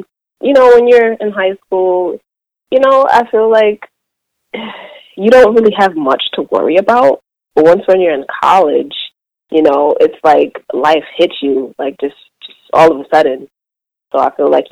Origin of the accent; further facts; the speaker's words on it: New York City, New York, United States; I'm from Brooklyn, and I currently am in Brooklyn